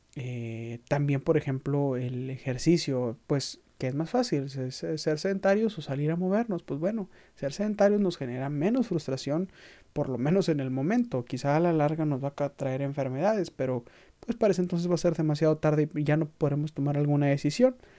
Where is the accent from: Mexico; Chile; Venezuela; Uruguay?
Mexico; como mexicanos tenemos